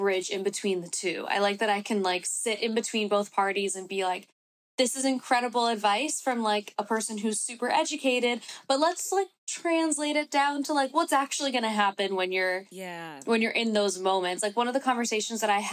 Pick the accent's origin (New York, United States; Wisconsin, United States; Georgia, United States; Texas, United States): New York, United States; New York City; also born or lived in Bronx, New York / Los Angeles; I was born and raised in New York.